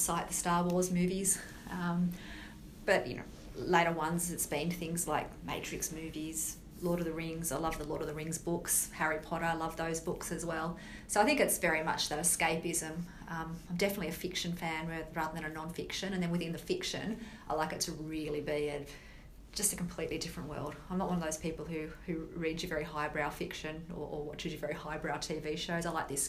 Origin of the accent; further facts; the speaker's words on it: Sydney, New South Wales, Australia; I'm born and bred in Sydney, so I've lived here my whole life.